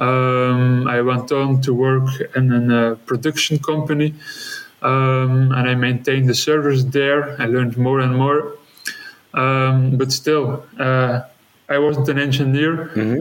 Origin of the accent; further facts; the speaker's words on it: West Flanders, Belgium; English is a second language; moved away as an adult; now in Antwerp, Belgium; originally, I grew up in West Flanders